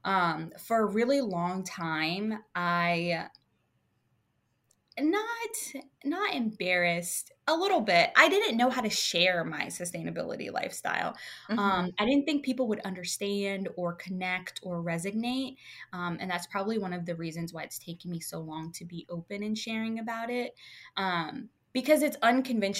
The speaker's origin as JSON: {"language": "English", "region": "Louisiana", "country": "United States", "moved": "yes", "lives_now": "Virginia, United States", "said": "I'm originally from Louisiana"}